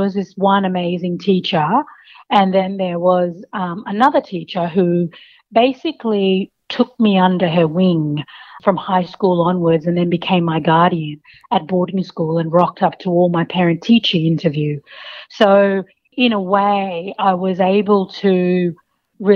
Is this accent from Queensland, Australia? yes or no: yes; Kowanyama, Queensland, Australia; I had several teachers growing up in Kawanyama who really stood out